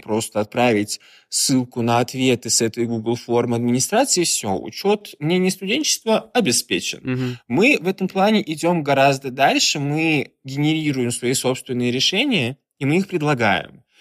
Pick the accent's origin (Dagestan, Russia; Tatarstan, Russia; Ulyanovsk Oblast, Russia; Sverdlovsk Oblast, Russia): Tatarstan, Russia; Kazan; moved away as an adult; now in Saint Petersburg, Russia; я сам из Казани